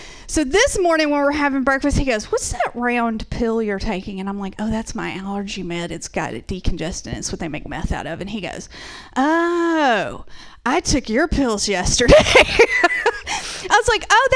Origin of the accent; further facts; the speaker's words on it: Georgia, United States; accent: Southern; moved away; I am originally from the South. I'm originally from Georgia. That's where I get this wonderful little accent from